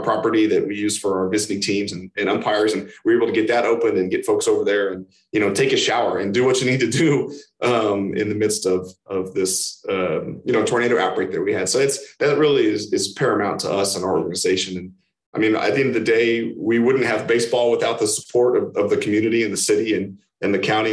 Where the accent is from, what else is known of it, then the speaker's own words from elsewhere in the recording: Kansas City, Missouri, United States; I'm from Kansas City